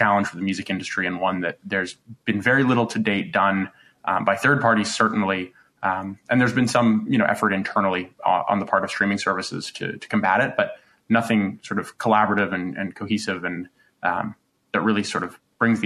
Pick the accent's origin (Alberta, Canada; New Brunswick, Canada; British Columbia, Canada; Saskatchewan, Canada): British Columbia, Canada; also born or lived in Los Angeles; now in Toronto, Canada; I grew up in British Columbia, spent a stint in Los Angeles, and then came back to Toronto.